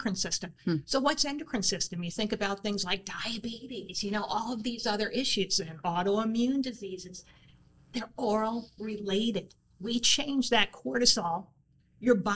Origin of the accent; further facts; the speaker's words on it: New York, United States; growing up in New York